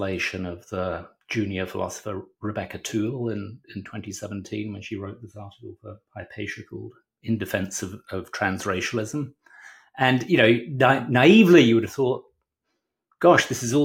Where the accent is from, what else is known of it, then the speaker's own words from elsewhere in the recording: Hemel Hempstead, East of England, United Kingdom; moved away; also born or lived in London; I grew up in Britain, in the wonderful town of Hemel Hempstead